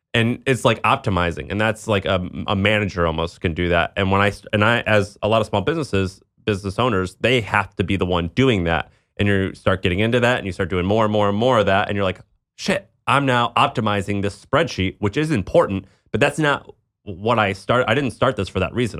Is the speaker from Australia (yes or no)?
no; Midwest, United States; growing up in the Midwest